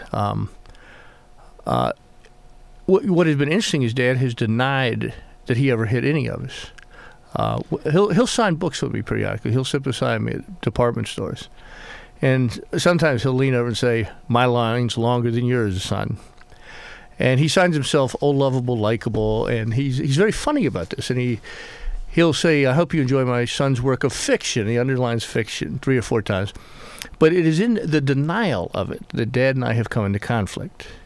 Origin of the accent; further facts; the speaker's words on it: Beaufort, South Carolina, United States; but it's based on uh, the town I call my hometown